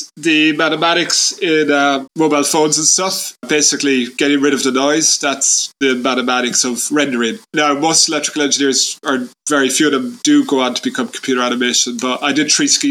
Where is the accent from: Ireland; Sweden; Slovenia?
Ireland; I grew up in Ireland in the 1980s in a tiny town that I'm in now, like 5,000 people